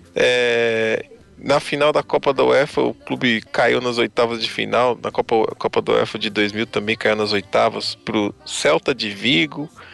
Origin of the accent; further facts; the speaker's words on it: Brazil; Eu sou brasileiro também